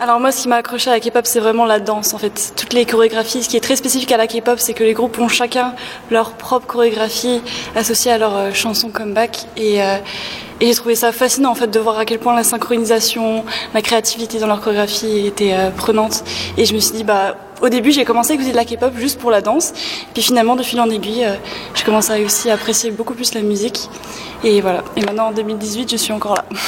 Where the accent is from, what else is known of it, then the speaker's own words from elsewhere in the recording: France; now in Montreal, Canada; De France